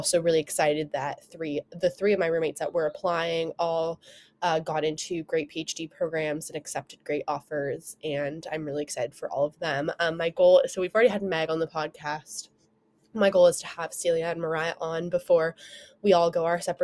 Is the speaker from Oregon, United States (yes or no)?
yes; Oregon coast, United States; I'm from Oregon. If you don't know, I was born and raised on the Oregon coast.